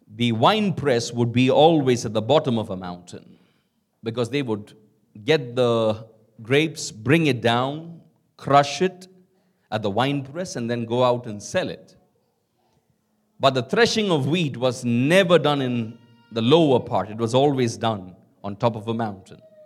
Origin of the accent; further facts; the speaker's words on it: Kolkata, West Bengal, India; I grew up in Calcutta